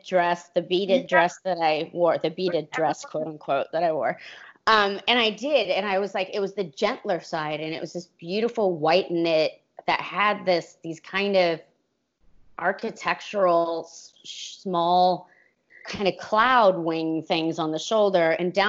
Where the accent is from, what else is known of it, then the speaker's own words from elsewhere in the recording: California, United States; nah, I can handle this, I'm from California, oh my God